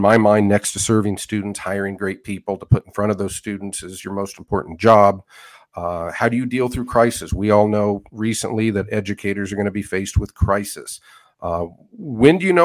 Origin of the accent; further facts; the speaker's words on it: Western Nebraska, United States; moved away as an adult; now in Hays, Kansas, United States; I grew up in Western Nebraska in the 80s, early 90s